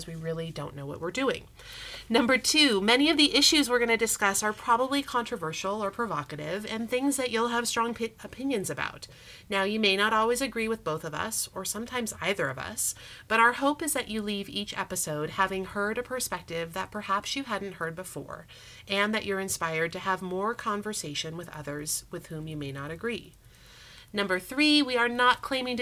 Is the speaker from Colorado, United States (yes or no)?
yes; Colorado, United States; also born or lived in Europe; I grew up in Colorado. I love Colorado. I attended both high school and college here in the Denver area.